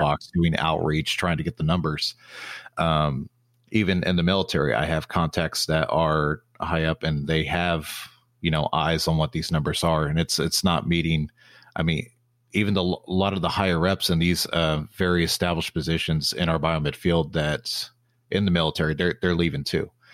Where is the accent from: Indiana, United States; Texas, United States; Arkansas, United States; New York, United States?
Texas, United States; also born or lived in Oklahoma City; now in Dallas-Fort Worth, United States; I'm from Texas